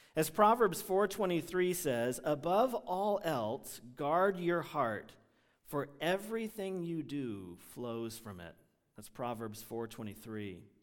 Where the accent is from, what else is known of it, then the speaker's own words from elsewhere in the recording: United States; English-speaking Americans